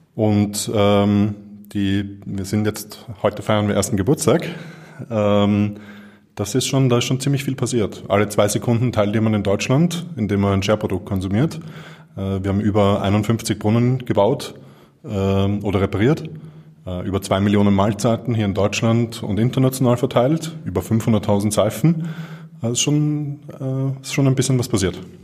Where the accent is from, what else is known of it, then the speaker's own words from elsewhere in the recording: Vienna, Austria; ich bin in Wien geboren und aufgewachsen.